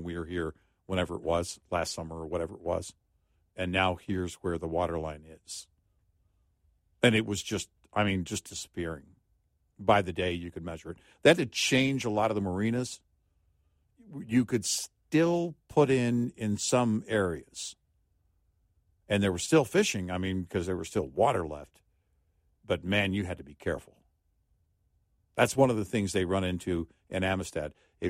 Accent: Del Rio, Texas, United States; That was our lake, you know, growing up in Del Rio.

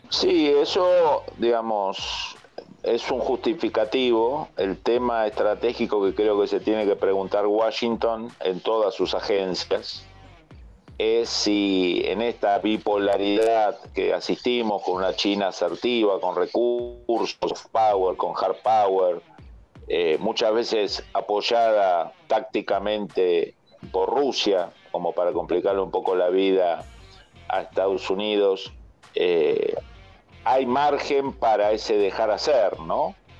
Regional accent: Argentina; los que somos originarios de la Argentina

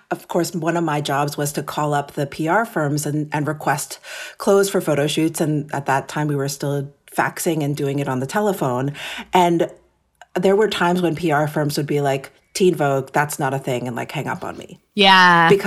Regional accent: New York City, New York, United States; Yes. So I'm born and raised in New York City. My parents came to America from Japan in the late 60s. And interestingly, they actually met in New York.

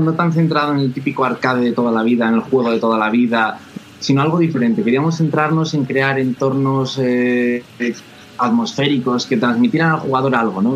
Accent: Valladolid, Castile and León, Spain; somos dos hermanos de Valladolid

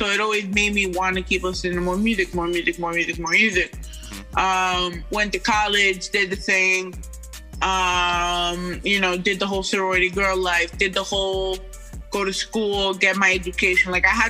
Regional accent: Queens, New York, United States; I'm from Astoria, Queens.

